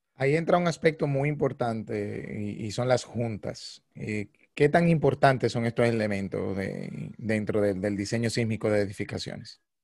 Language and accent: Spanish; Dominican Republic; nosotros como ingenieros dominicanos